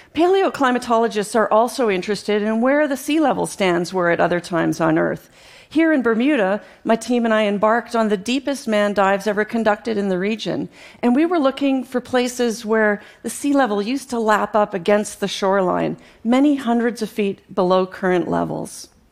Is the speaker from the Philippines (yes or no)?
no; Canada; growing up in Canada as a young girl